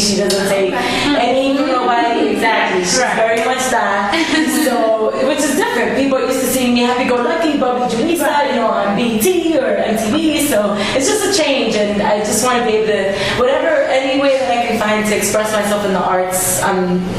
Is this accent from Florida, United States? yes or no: no; New York, United States; accent: Spanish; growing up in New York